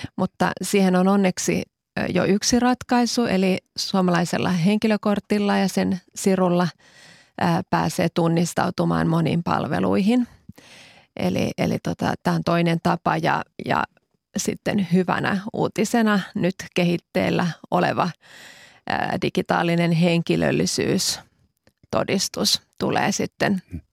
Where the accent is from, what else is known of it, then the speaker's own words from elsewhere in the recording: Finland; moved away as an adult; also born or lived in Cyprus; 19 vuotta asuin Kyproksella, josta palasin tosiaan kaksi vuotta sitten Suomeen